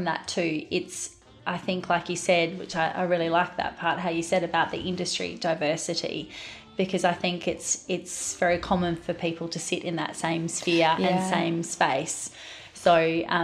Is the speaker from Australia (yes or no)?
yes; Queensland, Australia; also born or lived in Barossa; now in Adelaide, Australia; I'm initially from Queensland, and so when I relocated down, I went straight to the Barossa.